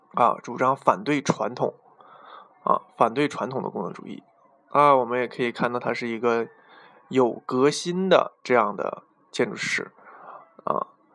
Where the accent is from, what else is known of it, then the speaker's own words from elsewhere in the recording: China; 为被我们中国人呃熟知的